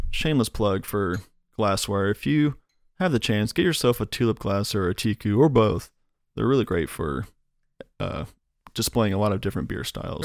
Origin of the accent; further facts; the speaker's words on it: Iowa, United States; now in North Carolina, United States; I grew up in Iowa, and we had the deposit system there